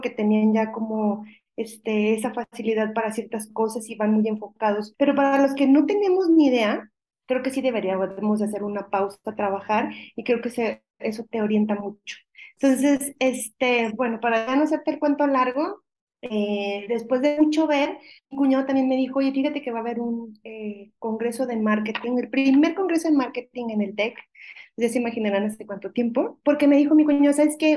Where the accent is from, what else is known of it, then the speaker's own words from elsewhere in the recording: Mexico; como buena mexicana